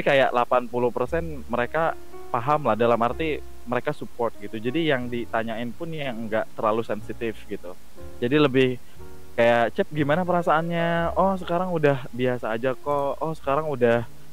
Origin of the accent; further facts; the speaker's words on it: Cianjur, West Java, Indonesia; gue asli Cianjur, jadi memang orang Sunda Tulen